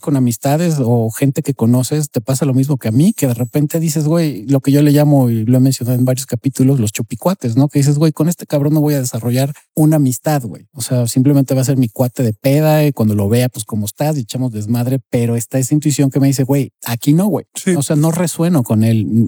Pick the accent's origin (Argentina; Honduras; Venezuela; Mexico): Mexico; soy mexicano, pero tampoco soy del güey